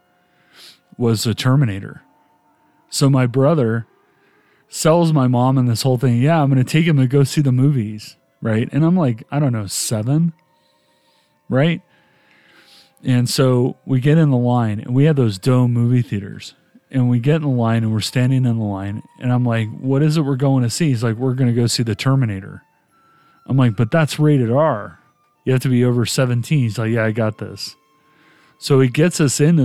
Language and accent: English; United States; also born or lived in England; I'm American